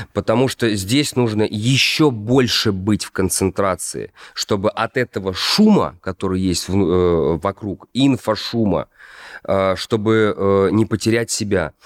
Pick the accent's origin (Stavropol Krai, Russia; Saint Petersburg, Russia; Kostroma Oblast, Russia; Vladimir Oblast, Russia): Kostroma Oblast, Russia; Kostroma; moved away; Я из Костромы. Вот. Я жил в рабочем районе.